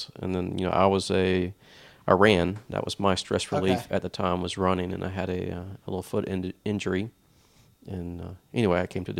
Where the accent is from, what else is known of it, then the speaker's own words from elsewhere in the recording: Wilmington, North Carolina, United States; moved away as an adult; also born or lived in Charlotte, North Carolina / Peoria, Illinois / Tennessee; No, I'm a native Wilmingtonian.